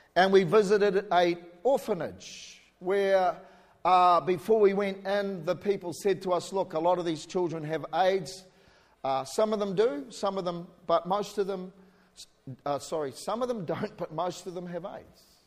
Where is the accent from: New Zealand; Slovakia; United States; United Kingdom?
New Zealand; accent: New Zealander; now in Australia; I'm a New Zealander, born in New Zealand